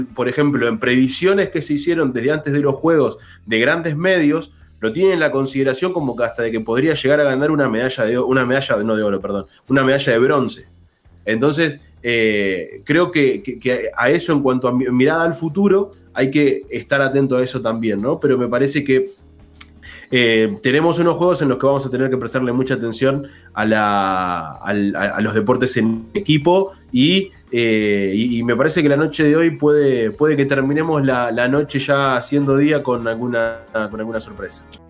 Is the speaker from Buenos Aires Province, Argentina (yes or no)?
no; Arequito, Santa Fe, Argentina; Yo soy del interior, vivo en un pueblo, soy del pueblo de la Sole, soy de Arequito